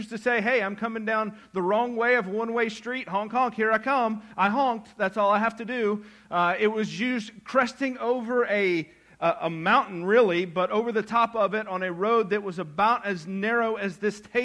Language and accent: English; United States; as an American, as a good patriotic American